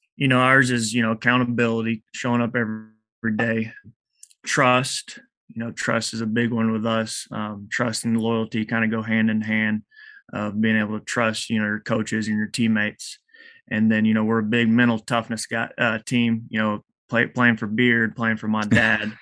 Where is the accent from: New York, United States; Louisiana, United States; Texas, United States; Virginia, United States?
Texas, United States; Eastland; I'm from Eastland, Texas